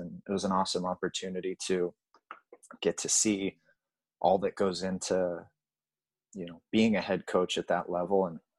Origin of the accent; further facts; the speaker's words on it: Huntington Beach, California, United States; moved away as an adult; also born or lived in Massachusetts; growing up in Huntington Beach, California